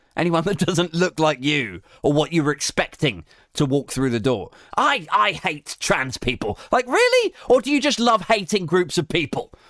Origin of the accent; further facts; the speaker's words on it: Maidenhead, South East England, United Kingdom; I'm from Maidenhead